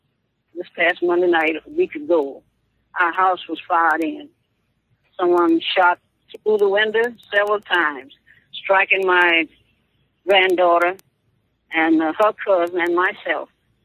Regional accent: Mississippi, United States; and I was born and reared in Mississippi. And I'm a citizen of Mississippi.

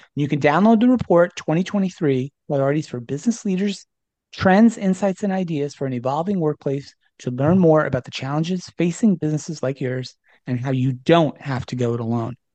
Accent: New Jersey, United States; I grew up in New Jersey, so we bonded a little bit over some shared New Jersey roots.

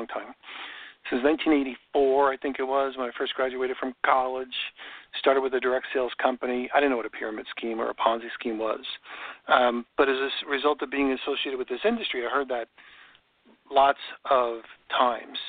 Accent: New York, United States; now in Florida, United States; I grew up in New York

